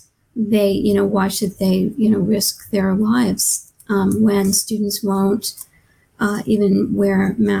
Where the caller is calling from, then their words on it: Atlanta, Georgia, United States; I'm calling in from Atlanta, Georgia.